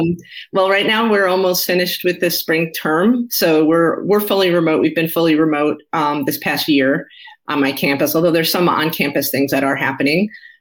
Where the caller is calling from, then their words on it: Connecticut, United States; I am generally in the New York, New Jersey area of the United States, although right now I'm calling in from Connecticut, although technically that's the tri-state area.